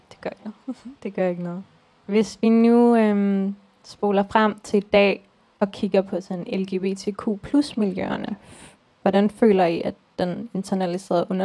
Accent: Turkey; now in Denmark; som tyrker oplever, at vi bliver opfattet på en helt omvendt måde, fordi mit folk er kommet til Europa som sådan en stor ufaglært øh, arbejderklasse

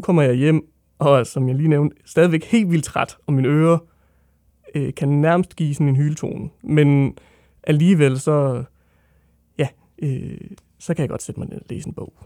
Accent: Odense, Southern Denmark, Denmark; jeg er fra Odense

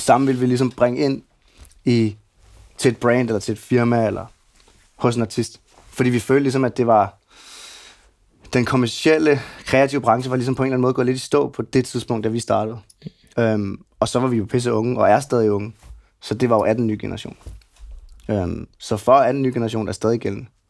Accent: Gentofte, Capital Region of Denmark, Denmark; Jeg er opvokset ude i Gentofte.

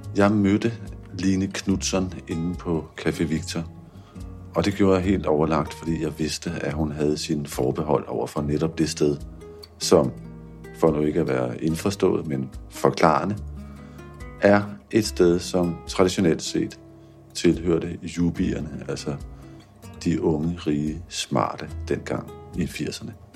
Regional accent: Copenhagen, Capital Region of Denmark, Denmark; Jeg er vokset op i København

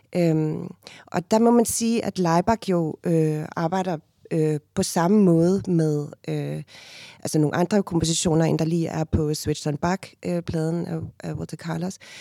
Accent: Cape Town, Western Cape, South Africa; first language Afrikaans; Danish is a second language; moved away as an adult; now in Denmark; født og opvokset i, i Cape Town. Øhm, og jeg flyttede til Danmark, da jeg var 19 år gammel i 1997

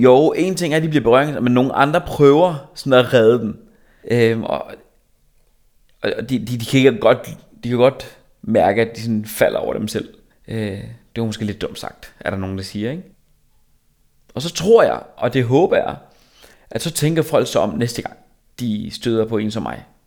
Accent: Korsør, Zealand, Denmark; jeg er fra Korsør

